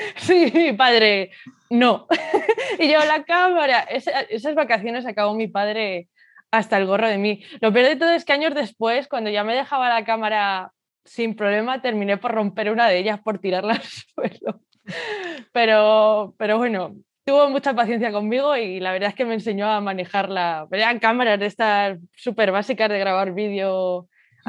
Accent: Madrid, Community of Madrid, Spain; nací y crecí en Madrid y es donde actualmente resido

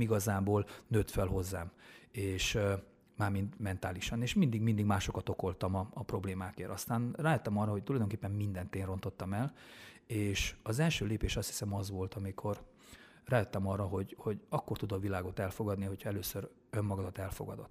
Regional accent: Vitod, Harghita County, Romania; moved away; also born or lived in Miercurea Ciuc; valóban Csíkszeredán mellett Csíkvitódon nőttem föl, csíkszeredában szocializálódtam

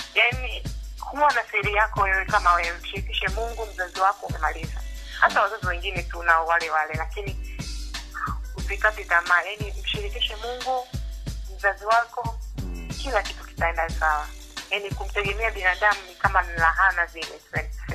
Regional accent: Dar es Salaam, Tanzania; nimezaliwa Dar es

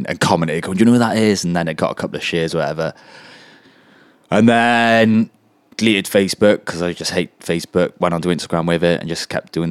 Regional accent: Welsh, Wales, United Kingdom; I'm really Welsh

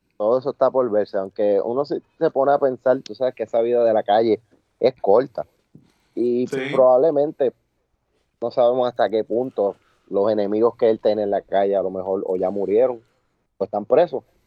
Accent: Añasco, Puerto Rico; de aquí de mi pueblo, de Añasco.

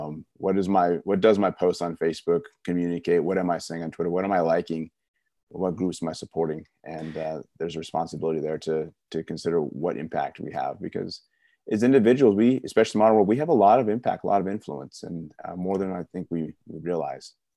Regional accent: California, United States; growing up in California in the nineties

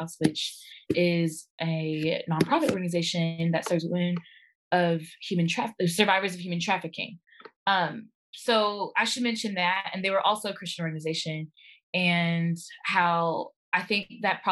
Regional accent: Arkansas, United States; I am from Arkansas. Grew up in single parent home, raised by my mama

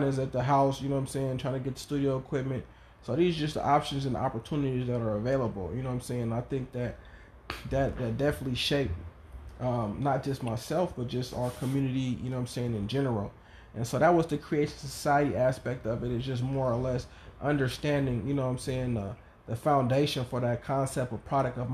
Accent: Oakland, California, United States; growing up in East Oakland

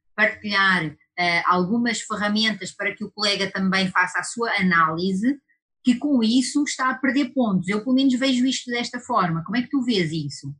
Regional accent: Portugal; accent: European Portuguese; now in Brazil; por causa do meu sotaque, isso é coisa lá da Europa, isso é coisa lá de Portugal

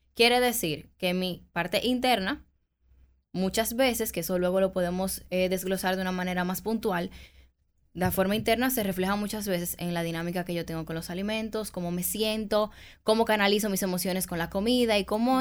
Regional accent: Dominican Republic; como buen dominicano

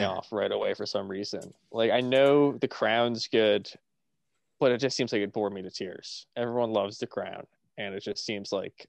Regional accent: United Kingdom; Matt, I'm British myself. I'm British myself, so I can say it.

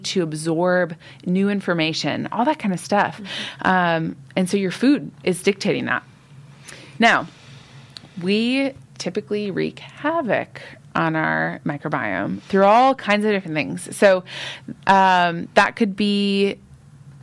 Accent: United States; now in Fife, United Kingdom; I grew up in the United States.

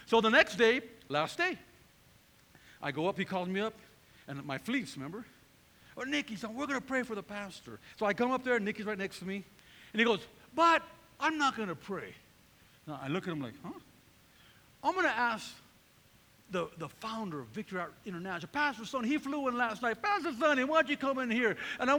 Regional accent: California, United States; I came from Northern California, pretty rugged neighborhood.

